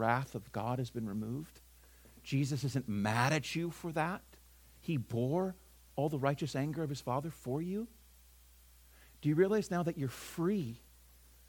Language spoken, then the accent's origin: English; California, United States; moved away; also born or lived in the South; I'm from California originally. I'm not there anymore